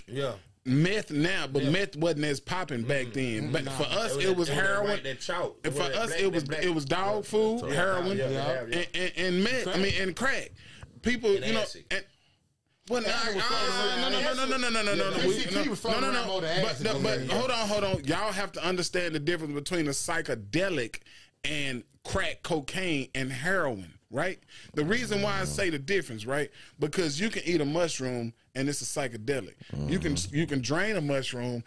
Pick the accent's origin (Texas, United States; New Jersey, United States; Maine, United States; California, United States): Texas, United States; Texarkana, East Garland; growing up in Texarkana, right, and East Garland